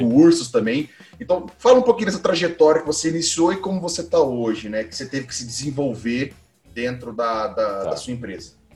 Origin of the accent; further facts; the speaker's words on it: Londrina, Paraná, Brazil; now in Piracicaba, Brazil; eu sou de Londrina, não estou morando em Londrina há um tempo, mas somos de Londrina